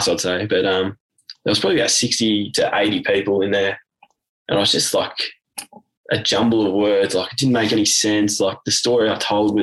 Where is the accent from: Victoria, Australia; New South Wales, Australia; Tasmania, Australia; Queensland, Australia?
Victoria, Australia; Warragul; moved away; left my hometown of Warragul, and I joined the army